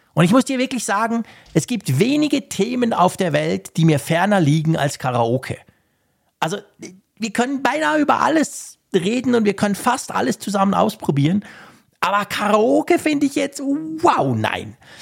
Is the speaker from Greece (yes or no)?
no; Switzerland; als Schweizer